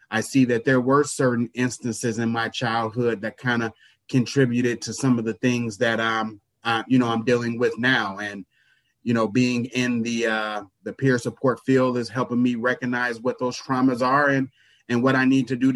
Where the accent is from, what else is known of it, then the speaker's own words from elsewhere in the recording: Chicago Heights, Illinois, United States; now in Milwaukee, United States; I am from East Chicago, Indiana. Shortly after uh, my third or fourth birthday, my parents moved to Chicago Heights, Illinois, and that's where I grew up.